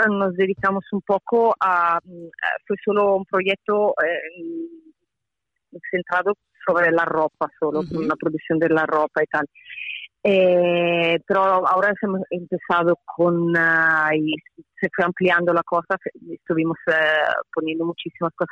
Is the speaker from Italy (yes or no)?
yes; Italy; Spanish is a second language; soy italiana